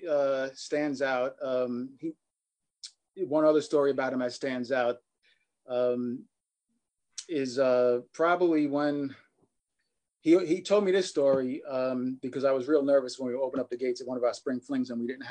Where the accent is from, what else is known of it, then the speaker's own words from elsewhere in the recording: New York City, New York, United States; growing up in Queens was pretty cool